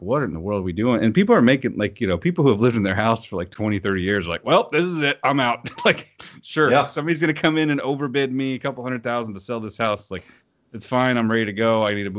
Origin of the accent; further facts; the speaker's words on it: Oklahoma City, Oklahoma, United States; I'm from Oklahoma City, which makes Houston look like a sprawling, super interesting metropolis.